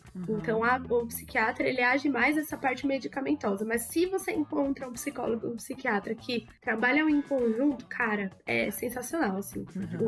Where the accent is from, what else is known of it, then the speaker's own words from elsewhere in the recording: São Paulo, Brazil; also born or lived in Mogi das Cruzes; eu sou da Zona Norte de São Paulo, mas na verdade estudei em Mogi das Cruzes e voltei pra Zona Norte